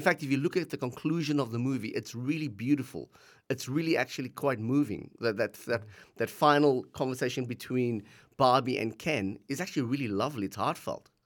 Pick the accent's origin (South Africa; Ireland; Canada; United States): South Africa; now in Australia; we grew up in South Africa, um, just bef-, a few years before the end of apartheid, we left South Africa, came to Australia